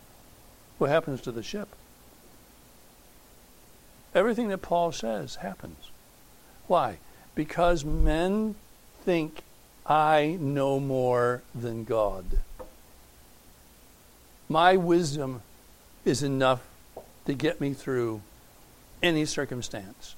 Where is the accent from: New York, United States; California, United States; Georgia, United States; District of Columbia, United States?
New York, United States; Fair Haven; I was born and reared in Fair Haven. Not in Sicily, but in New York State